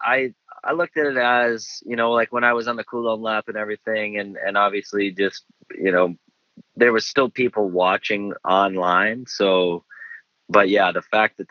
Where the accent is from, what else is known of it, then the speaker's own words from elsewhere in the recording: Minnesota, United States; I'm from Minnesota, so this is kind of like my home race